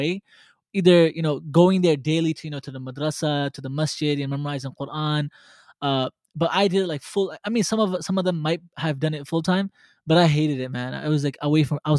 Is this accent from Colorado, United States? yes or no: no; New York City, New York, United States; I was born and raised in Brooklyn